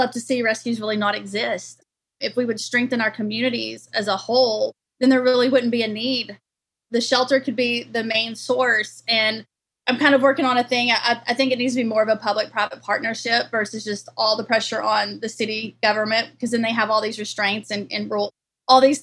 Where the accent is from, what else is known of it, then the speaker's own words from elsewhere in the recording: Longview, Texas, United States; my hometown in Longview, East Texas